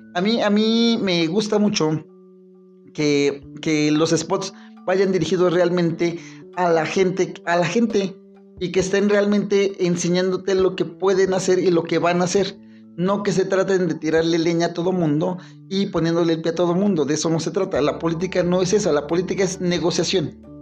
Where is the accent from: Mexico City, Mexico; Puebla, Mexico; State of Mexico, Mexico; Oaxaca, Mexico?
Mexico City, Mexico; ya somos Ciudad de México